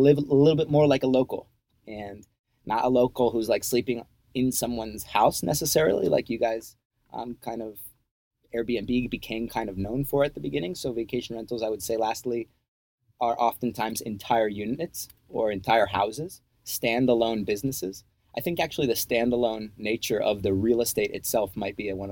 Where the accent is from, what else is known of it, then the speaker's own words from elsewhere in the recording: New Jersey, United States; moved away as an adult; also born or lived in Virginia / Costa Rica; now in Panama; I'm originally from New Jersey